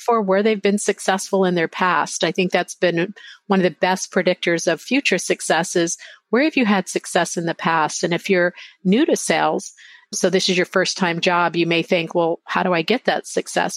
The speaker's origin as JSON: {"language": "English", "town": "Lubbock", "region": "Texas", "country": "United States", "tie": "born or raised there", "also_born_or_lived": "Arizona", "moved": "yes", "lives_now": "San Diego, United States", "said": "I actually grew up in Texas in a small uh, little place, Lubbock, Texas"}